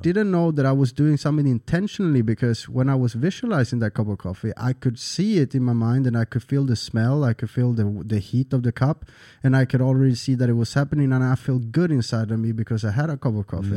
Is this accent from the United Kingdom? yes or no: no; Sweden; English is a second language; moved away as an adult; also born or lived in San Andrés, Colombia; now in Phuket, Thailand; moved to Sweden. I was three years old, and I lived there until nineteen, nineteen and a half, and then I moved to Thailand